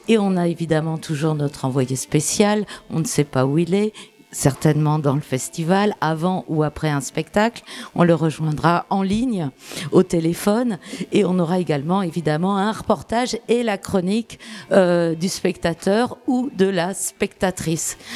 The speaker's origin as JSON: {"language": "French", "town": "Nantes", "region": "Pays de la Loire", "country": "France", "said": "Je viens de Nantes et la compagnie était en Bretagne."}